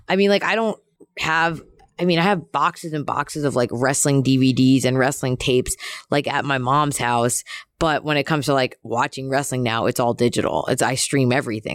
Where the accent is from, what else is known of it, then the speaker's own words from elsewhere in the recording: Philadelphia, Pennsylvania, United States; I'm from Philly